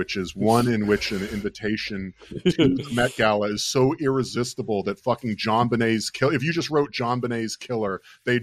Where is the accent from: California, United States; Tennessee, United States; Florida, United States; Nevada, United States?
Florida, United States; I'm from Florida